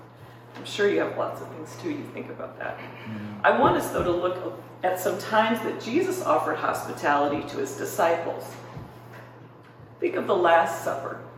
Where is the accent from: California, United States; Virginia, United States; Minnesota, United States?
Minnesota, United States; moved away; I grew up in Minnesota